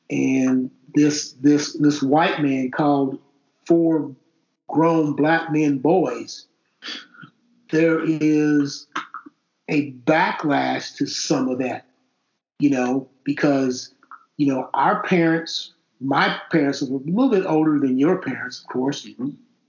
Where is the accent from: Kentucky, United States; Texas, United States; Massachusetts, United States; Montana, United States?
Kentucky, United States; Fort Knox; born there; I was born in Fort Knox.